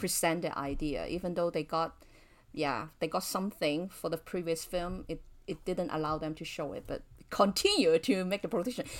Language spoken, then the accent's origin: English; Hong Kong; I was born and raised in Hong Kong